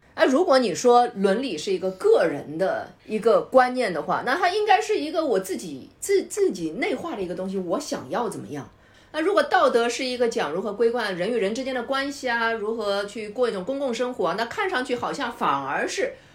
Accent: China; 我们中国人

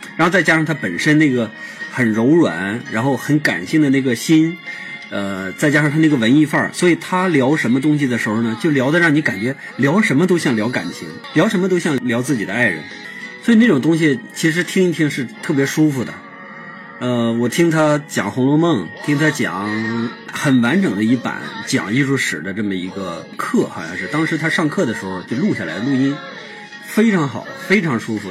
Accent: China; 我们是中国人，是啊，确实是中国人

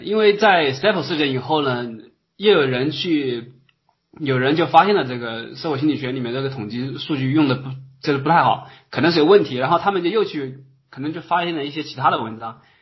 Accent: Hubei, China; moved away as an adult; also born or lived in Wuhan, China / Beijing, China; now in Germany; 我是湖北人啊

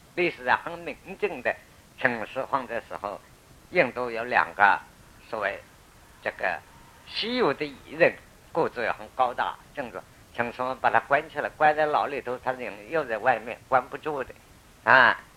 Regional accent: China; 我们中国人讲

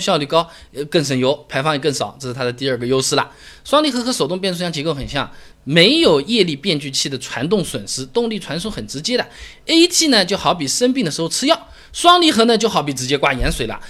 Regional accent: China; 就好像我们中国人喜欢乒乓球一样的

